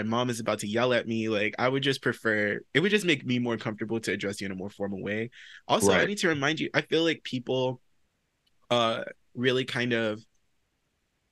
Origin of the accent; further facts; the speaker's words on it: the South, United States; moved away as an adult; also born or lived in New York; I'm from the South as well